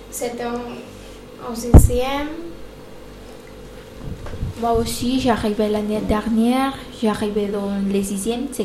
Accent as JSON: {"language": "French", "country": "Dominican Republic", "second_language": "French", "moved": "yes", "lives_now": "France", "said": "j'ai 13 ans et je suis dominicaine."}